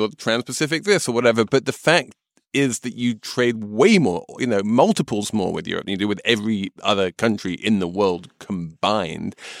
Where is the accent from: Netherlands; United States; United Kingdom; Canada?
United Kingdom; moved away as an adult; as the exile here, as the Brit who hasn't lived in Britain for more than 20 years.